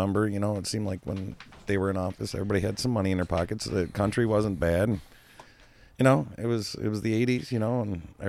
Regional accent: Port Huron, Michigan, United States; growing up in Port Huron as a kid

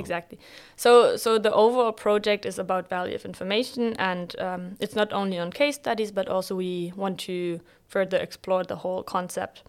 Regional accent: Bremen, Germany; moved away as an adult; also born or lived in Bielefeld / Jordan; originally I'm from Bremen

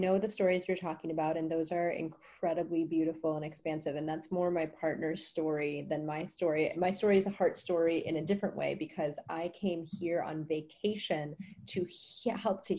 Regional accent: Wisconsin, United States; moved away as an adult; also born or lived in New Orleans; now in Costa Rica; I'm from Wisconsin. I had 18 years of the freezing cold tundra.

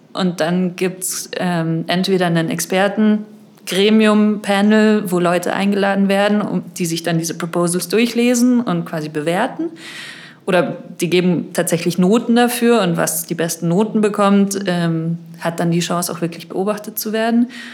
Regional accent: Munich, Bavaria, Germany; also born or lived in Madrid; ich komme aus München, ich war hier auch auf der Schule

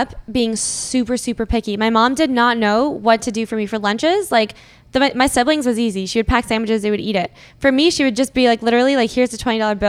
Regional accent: Boston, Massachusetts, United States; now in Toronto, Canada; I grew up in the States actually. I'm from Boston. I grew up for 10 years.

